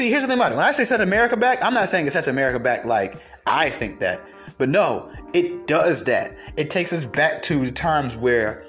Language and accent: English; Stone Mountain, Georgia, United States; also born or lived in Atlanta, Georgia; I'm from Atlanta, Georgia, and I grew up in Stone Mountain